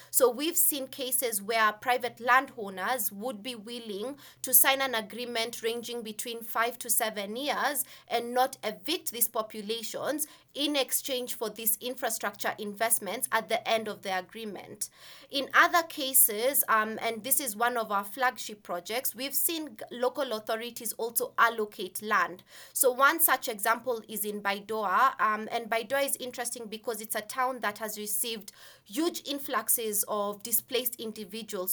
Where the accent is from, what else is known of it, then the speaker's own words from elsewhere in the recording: Kenya; I, I am Kenyan, so I'm, I'm from Kenya. And growing up, um, as a Kenyan woman